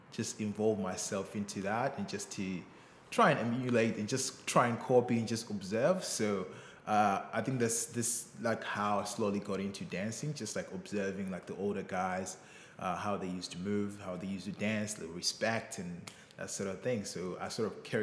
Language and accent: English; Bulawayo, Zimbabwe; I grew up, you know, in the townships, like the second biggest city in Zimbabwe called Bulawayo